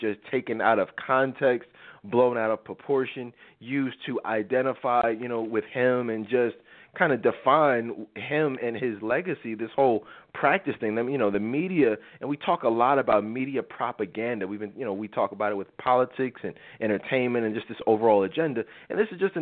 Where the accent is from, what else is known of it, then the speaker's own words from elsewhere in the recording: Philadelphia, Pennsylvania, United States; I grew up in Philly.